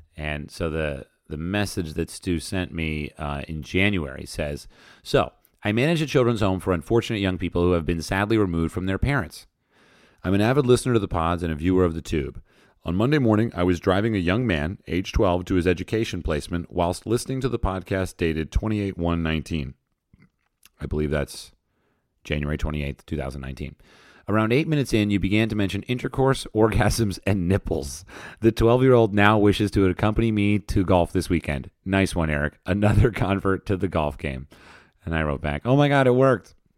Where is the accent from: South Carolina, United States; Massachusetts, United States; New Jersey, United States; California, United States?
New Jersey, United States; I grew up in New Jersey